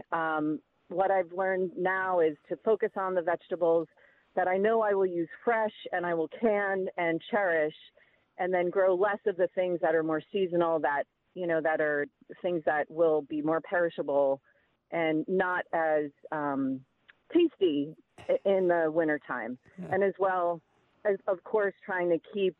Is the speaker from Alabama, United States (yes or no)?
no; New Jersey, United States; now in Dodgeville, United States; I grew up in New Jersey